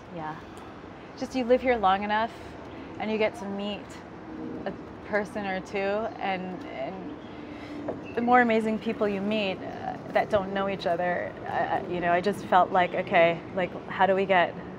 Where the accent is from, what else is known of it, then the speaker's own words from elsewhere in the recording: United States; moved away; also born or lived in Philippines (heritage); I was born in America